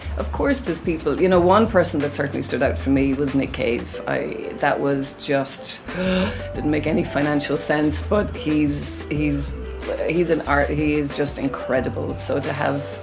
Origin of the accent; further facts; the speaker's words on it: Ireland; moved away as an adult; also born or lived in England; When I left Ireland